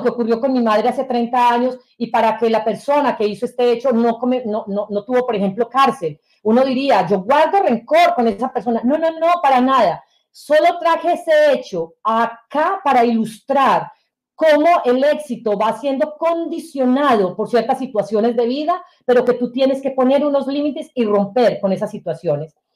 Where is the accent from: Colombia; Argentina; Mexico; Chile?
Colombia; Sonsón, Antioquia; moved away as an adult; also born or lived in Bogotá, Colombia; now in United States; el colegio donde nosotros estudiábamos quedaba fuera de nuestro municipio, que es Sonsón, en Antioquia, estoy hablando de Colombia, que es mi, mi, mi país de origen.